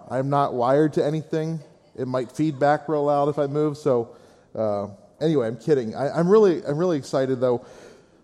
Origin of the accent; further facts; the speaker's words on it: Gettysburg, Pennsylvania, United States; I'm originally from the Gettysburg area